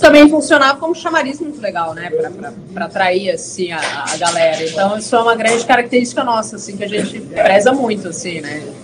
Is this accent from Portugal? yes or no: no; Brasília, Federal District, Brazil; now in Porto Alegre, Brazil; Eu sou originalmente sou nascida em Brasília